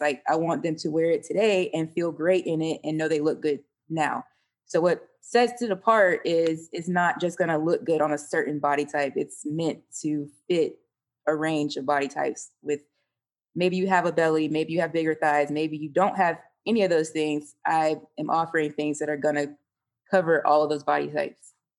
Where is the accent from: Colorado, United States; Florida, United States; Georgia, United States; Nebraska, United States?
Florida, United States; Panama City; also born or lived in Orlando, Florida; I'm actually from North Florida, Panama City